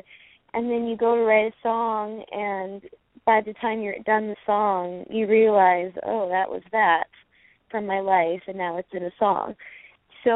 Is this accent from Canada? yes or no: yes; Okanagan, British Columbia, Canada; also born or lived in Nashville; coming from the Okanagan in B.C., I mean, I'm not from Kamloops, so you know, more the Vernon Colonna side